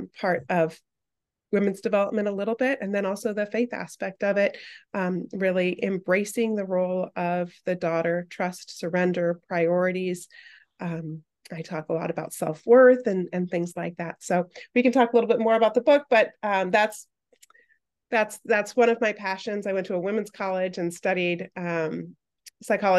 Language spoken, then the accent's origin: English; Arizona, United States; I am an Arizona native. I reside in Tempe, Arizona, where we have a little bit of a cold spell, so I'm wearing multiple layers today, but I've born and raised in Arizona.